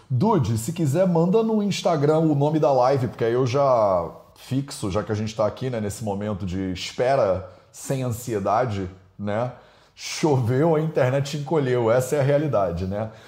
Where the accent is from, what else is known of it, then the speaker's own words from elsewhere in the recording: Rio de Janeiro, Brazil; Eu tô aqui como carioca já